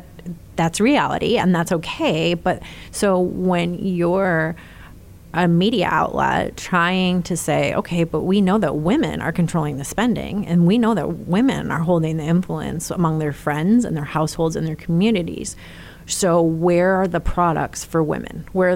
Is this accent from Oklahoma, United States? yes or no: no; Clarkston, Michigan, United States; moved away; also born or lived in Indianapolis; Just north of Detroit in a town called Clarkston.